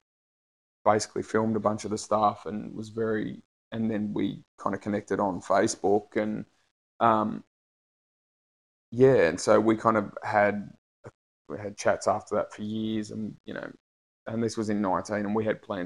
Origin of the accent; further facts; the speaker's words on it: Australia; I'm from Australia.